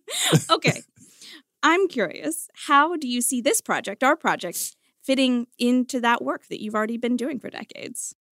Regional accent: Richmond, Virginia, United States; I cover politics and policy in my hometown Richmond, Virginia

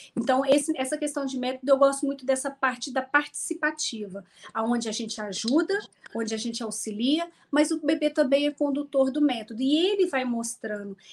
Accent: Minas Gerais, Brazil; Eu sou mineira

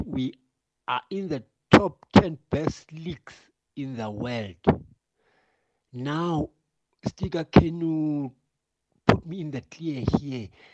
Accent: Johannesburg, Gauteng, South Africa; I'm from Joburg

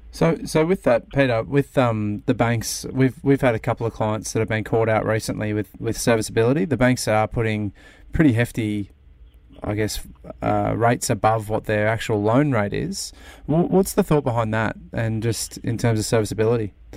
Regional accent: Sydney, New South Wales, Australia; now in Melbourne, Australia; I'm from Sydney originally

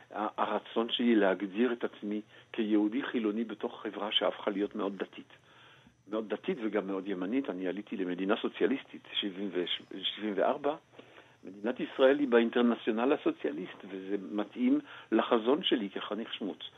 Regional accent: Belgium; moved away as an adult; now in Israel; מכיוון שאני גדלתי כנער ציוני בבלגיה, אה, בתנועת השומר הצעיר, ומכיוון שעליתי לפני כמעט כבר 46 שנים

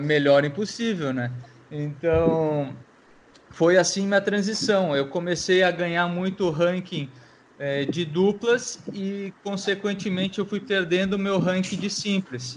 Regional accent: Brazil; eu sou brasileiro

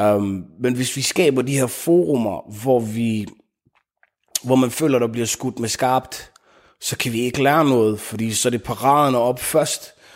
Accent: Denmark; ud i Frunlund, hvor, jeg, hvor min familie har hvor jeg vokset op, og hvor jeg voksede op, og hvor vi har boet siden.

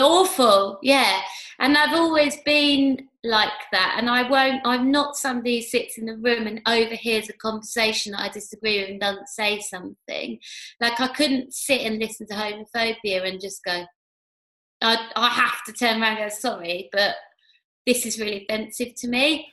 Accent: London, United Kingdom; I was brought up in Hackney

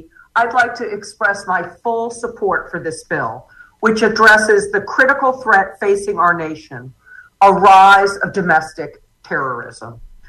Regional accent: North Carolina, United States; my home state of North Carolina

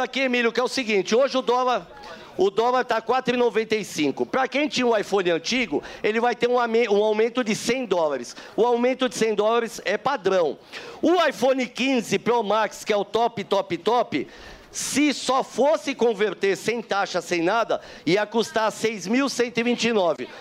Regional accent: Argentina; now in Brazil; Eu sou argentina naturalizada brasileira.

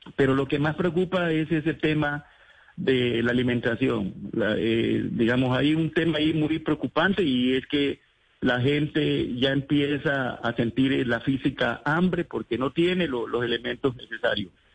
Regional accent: El Charco, Nariño, Colombia

